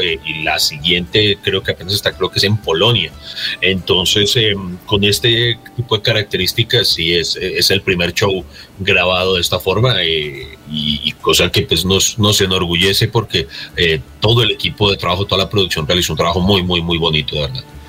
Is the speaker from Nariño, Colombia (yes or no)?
no; Pereira, Risaralda, Colombia; yo soy de Pereira